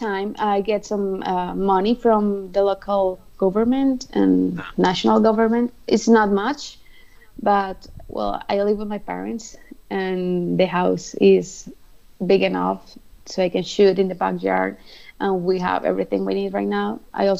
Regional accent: Colombia

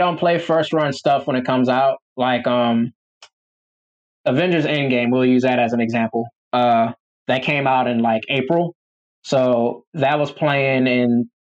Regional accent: Dinwiddie, Virginia, United States; my hometown is this like country spot called Dinwiddie

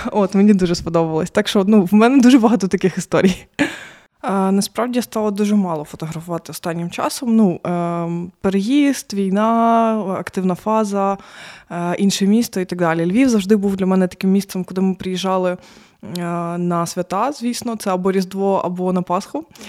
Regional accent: Mariupol, Donetsk Oblast, Ukraine; moved away as an adult; now in Lviv, Ukraine; я з Маріуполя

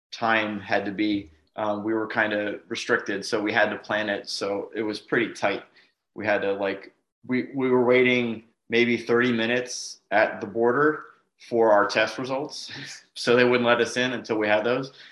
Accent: Northeast, United States; We grew up in the Northeast

